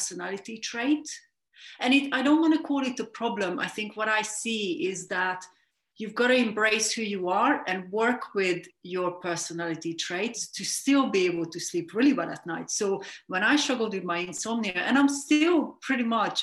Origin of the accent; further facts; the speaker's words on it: Hungary; moved away as an adult; now in London, United Kingdom; I'm originally from Hungary. I grew up in a smallish town